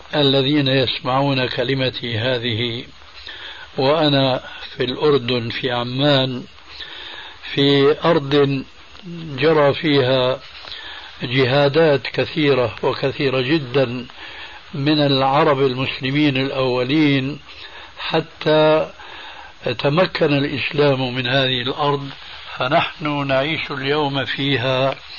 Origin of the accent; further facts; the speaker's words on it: Syria; عندنا في سوريا